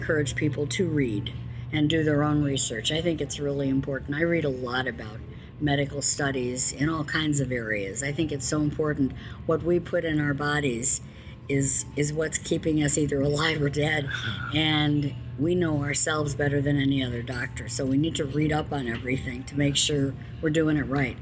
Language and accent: English; Chicago, Illinois, United States; I'm from Chicago